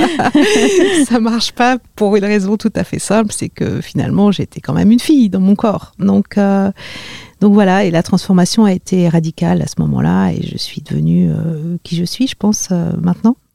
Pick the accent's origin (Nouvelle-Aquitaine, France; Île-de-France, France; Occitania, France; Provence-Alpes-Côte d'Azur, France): Île-de-France, France; Marly-le-Roi; born or raised there